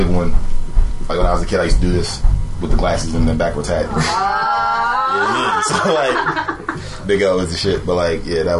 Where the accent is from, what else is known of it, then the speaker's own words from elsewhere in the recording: Philadelphia, Pennsylvania, United States; basically, I'm from South Philly.